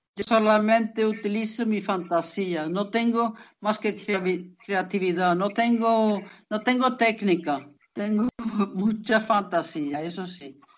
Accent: Lapland, Norrbotten County, Sweden; yo soy de Laponia

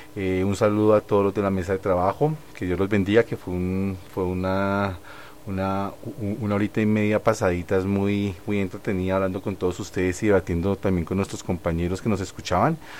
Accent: Colombia; como artistas colombianos

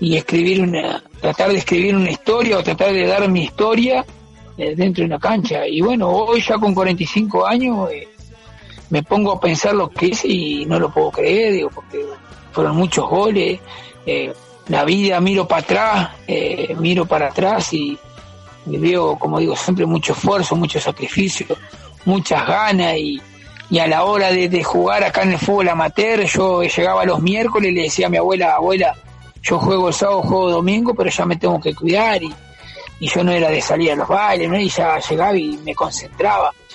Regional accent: Paso de los Toros, Tacuarembó, Uruguay; moved away as an adult; also born or lived in Montevideo; Yo me fui en el 98 de acá de Paso los Toros

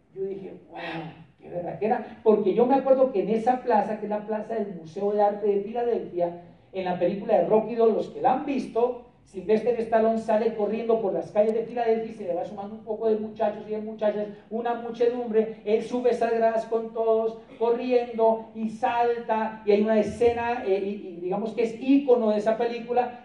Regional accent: Popayán, Cauca, Colombia; nuestro seminario de Popayán, de donde yo soy

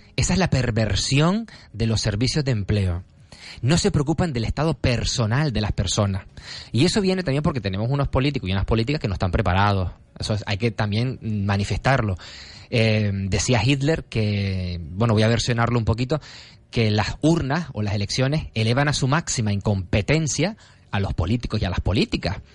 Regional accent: Gáldar, Canary Islands, Spain; yo vengo de Galdar

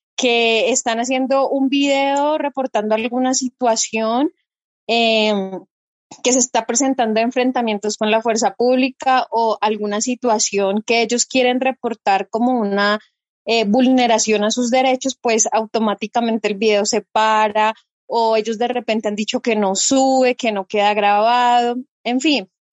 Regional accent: Popayán, Cauca, Colombia; soy de la ciudad de Popayán. Para quienes no conocen, estamos ubicados al suroccidente de Colombia

